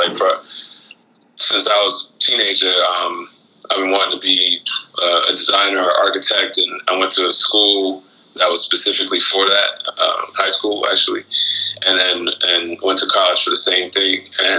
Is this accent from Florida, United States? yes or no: yes; Florida, United States; also born or lived in Guyana / Detroit, United States / Portland, United States; I grew up in Florida, but I've bounced around a lot. Like my family, I was born in Guyana, and we lived in the islands. I grew up in Florida mainly.